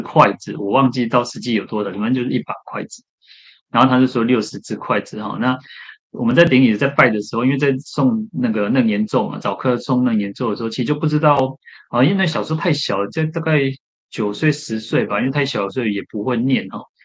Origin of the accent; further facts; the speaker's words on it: Shetou, Changhua County, Taiwan; 小时候常常去的一个寺院，还没有去慈云寺之前的一个，在彰化的一个社社头善德禅院